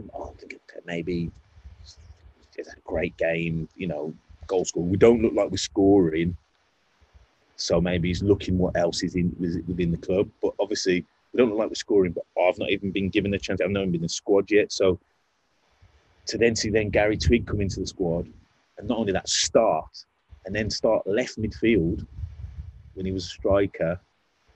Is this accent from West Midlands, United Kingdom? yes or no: yes; Wolverhampton, West Midlands, United Kingdom; I'm from Wolverhampton.